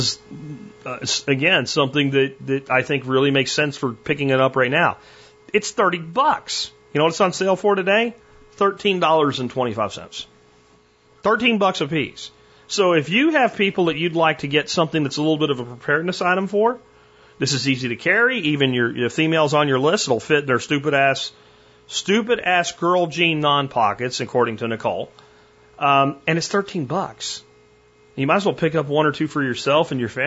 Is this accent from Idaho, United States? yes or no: no; Pennsylvania, United States; where I live now, where I grew up in Pennsylvania